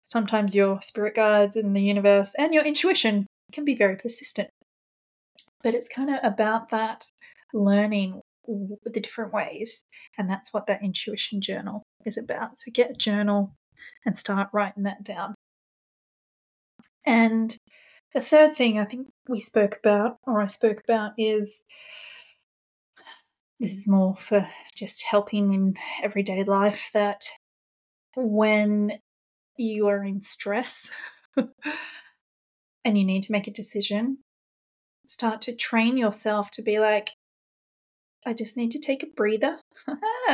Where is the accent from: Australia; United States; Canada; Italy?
Australia; now in London, United Kingdom; I'm an Australian living in London